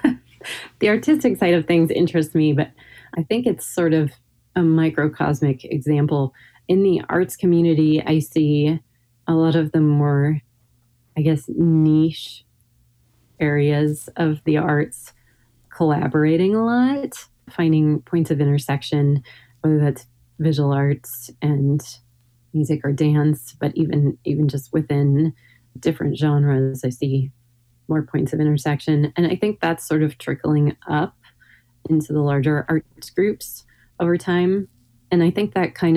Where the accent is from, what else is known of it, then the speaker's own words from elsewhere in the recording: Hillsboro, Oregon, United States; now in Portland, United States; growing up in Hillsborough, you know, which is, I think, 20 miles west